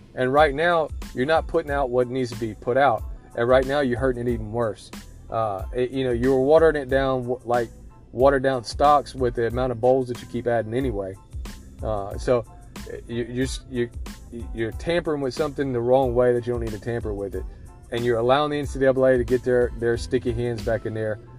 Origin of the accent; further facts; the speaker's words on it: the South, United States; I'm from the South.